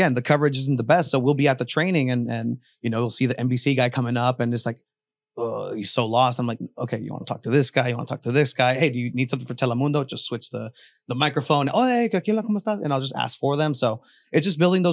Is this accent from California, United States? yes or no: yes; San Diego, California, United States; a just diehard San Diegan